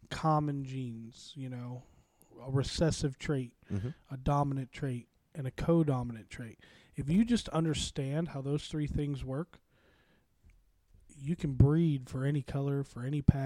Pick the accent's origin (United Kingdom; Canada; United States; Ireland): United States; Chicago, Illinois; now in Vincennes, United States; I was born and raised in Chicago, Illinois. I am a Southsider